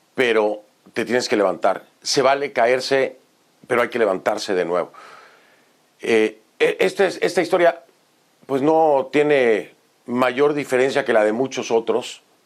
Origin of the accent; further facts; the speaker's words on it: Mexico; moved away as an adult; now in United States; de salir de mi país y llegar a otro país